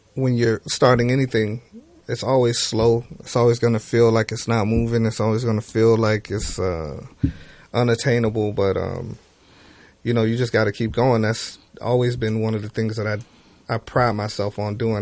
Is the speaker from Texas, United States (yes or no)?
no; Miami, Florida, United States; I grew up in Miami, and all of the music was very feel good when I was coming up